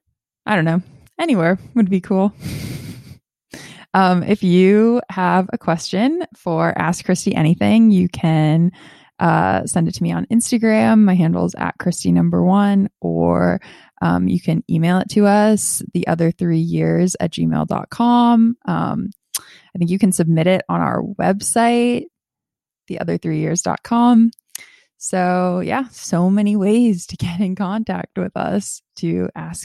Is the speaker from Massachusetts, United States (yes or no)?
yes; Boston, Massachusetts, United States; I grew up in Boston